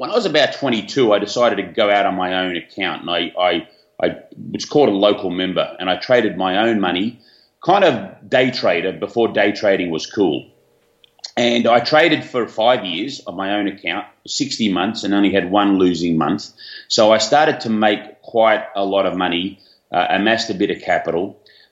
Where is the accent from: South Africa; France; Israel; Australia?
Australia; I had high school down here in Australia, as you can probably tell where I'm from with my accent